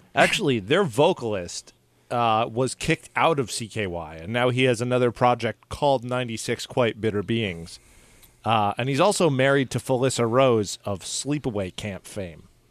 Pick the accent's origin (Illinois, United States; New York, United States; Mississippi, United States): New York, United States; Long Island; growing up on Long Island